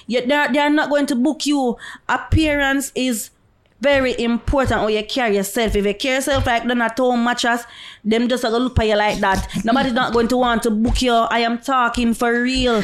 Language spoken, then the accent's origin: English; Jamaica; Me's a dancehall dancer. I am from Jamaica